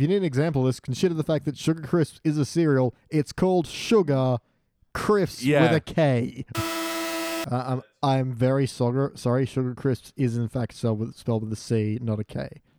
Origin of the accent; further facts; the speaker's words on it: United States; moved away; I was growing up in America